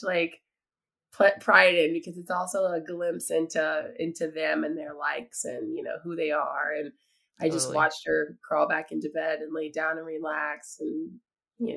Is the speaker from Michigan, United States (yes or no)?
no; East Tennessee, United States; I'm from East Tennessee. I'm from Appalachia